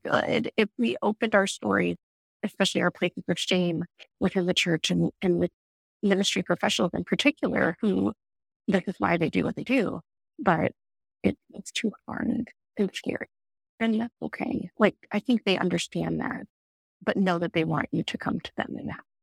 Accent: outside of St. Louis, Missouri, United States; I grew up in outside of St. Louis

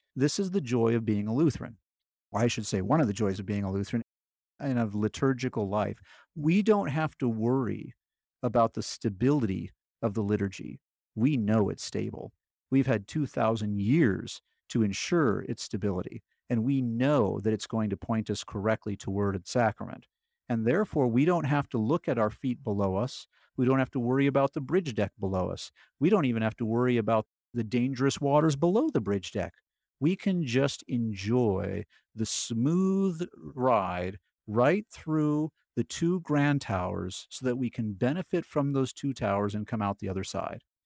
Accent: California, United States; moved away as an adult; I grew up in California

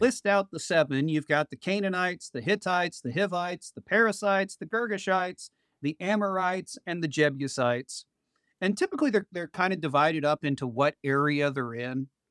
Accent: Oklahoma, United States; moved away as an adult; also born or lived in Allen, Nebraska; now in Shawnee, United States; I came from Oklahoma originally, spent ten years up in Nebraska at a great parish there, and Right after the pandemic, God called us back home

